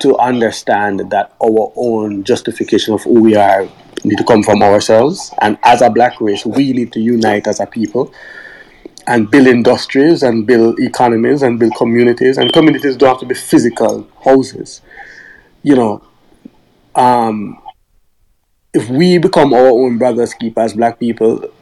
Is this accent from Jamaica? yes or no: yes; Jamaica; moved away; I grew up in Jamaica, where I never really faced racism